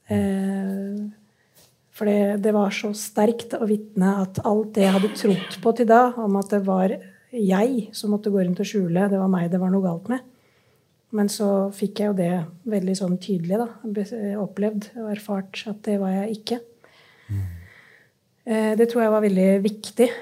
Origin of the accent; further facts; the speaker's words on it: Oslo, Norway; jeg vokste opp på, på Stovner, i Groruddalen i Oslo